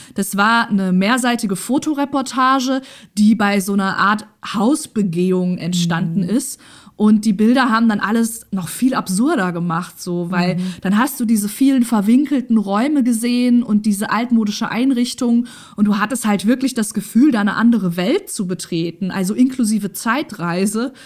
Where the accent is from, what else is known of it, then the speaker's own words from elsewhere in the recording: near Rotenburg an der Fulda, northern Hesse, Germany; moved away as an adult; now in Essen, Germany; ganz in der Nähe des Ortes, wo ich aufgewachsen bin mhm. und meine Jugend verbracht habe